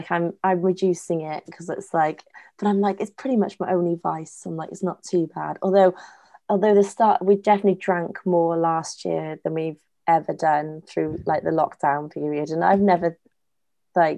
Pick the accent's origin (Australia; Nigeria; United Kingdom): United Kingdom; Wales; also born or lived in Scotland / Germany; I've only ever grown up in Wales